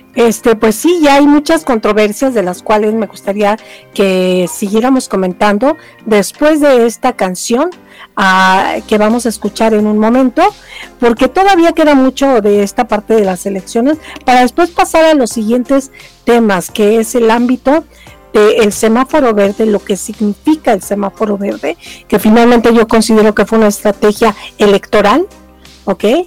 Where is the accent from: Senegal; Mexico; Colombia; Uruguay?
Mexico; Mexico City; yo que soy de Tlalpan